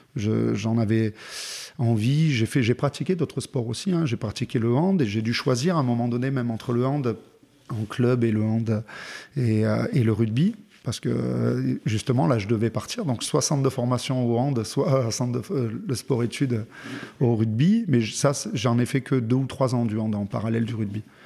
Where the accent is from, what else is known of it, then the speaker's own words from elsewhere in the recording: Montélimar, Auvergne-Rhône-Alpes, France; moved away; also born or lived in Aix-en-Provence / Villeurbanne / Clermont-Ferrand; J'ai grandi, euh, dans le sud-est, à Montélimar